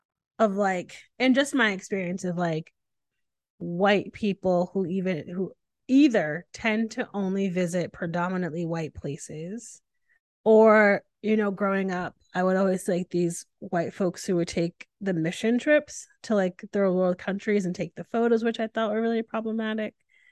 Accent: New England, United States; now in Austin, United States; I grew up in New England, yeah. So I'm fine with all the temperatures.

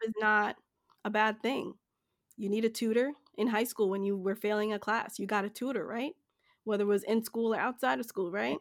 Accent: Jamaica; now in United States; I'm from Jamaica

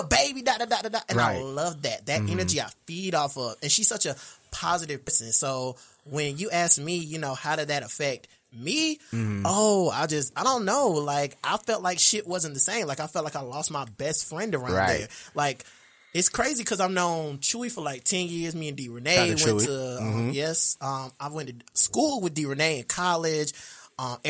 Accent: Hartsville, South Carolina, United States; moved away as an adult; now in Charlotte, United States; am from Hartsville, South Carolina, relocated to Charlotte about 10 years ago

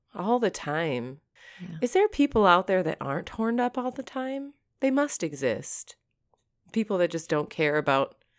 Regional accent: Michigan, United States; I grew up in Michigan.

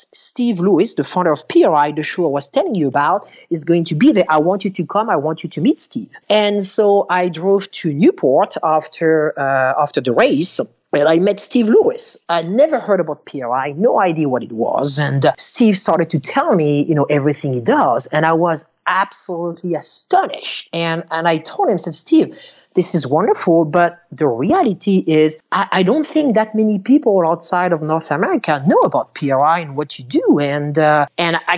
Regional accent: Bourgogne-Franche-Comté, France; moved away; I grew up in France

